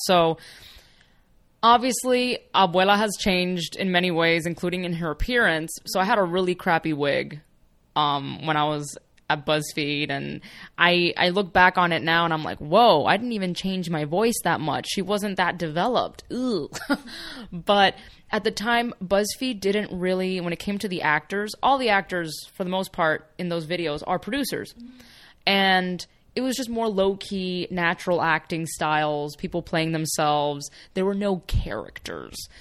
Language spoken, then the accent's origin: English; Miami, Florida, United States; first language Spanish; English is a second language; moved away as an adult; now in Los Angeles, United States; So even in Miami, I was surrounded by a lot of that.